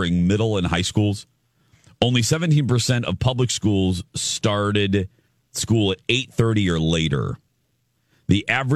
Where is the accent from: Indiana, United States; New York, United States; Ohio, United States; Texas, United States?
Indiana, United States; Michigan City; my hometown of Michigan City, Indiana